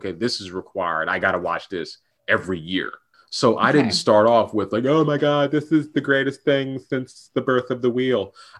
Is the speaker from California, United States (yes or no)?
yes; Los Angeles, California, United States; Los Angeles.